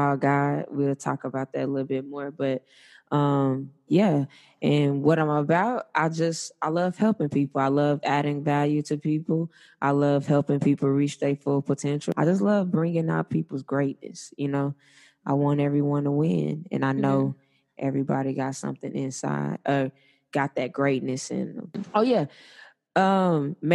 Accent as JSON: {"language": "English", "town": "Bogalusa", "region": "Louisiana", "country": "United States", "moved": "yes", "lives_now": "Dallas, United States", "said": "I live in Dallas, but I'm from Louisiana, Bogalusa"}